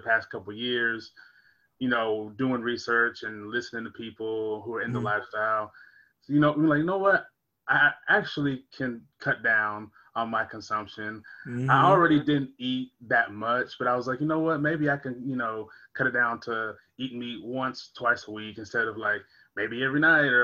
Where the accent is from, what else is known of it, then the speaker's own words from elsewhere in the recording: United States; I'm an American